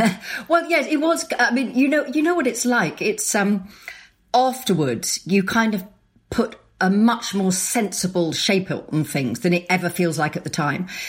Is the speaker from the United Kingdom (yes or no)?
yes; Sussex, South East England, United Kingdom; also born or lived in London; we moved from London back to where we grew up in Sussex